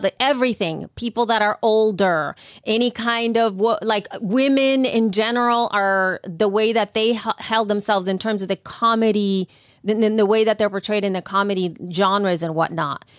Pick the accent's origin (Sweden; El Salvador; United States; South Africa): El Salvador; moved away; growing up in El Salvador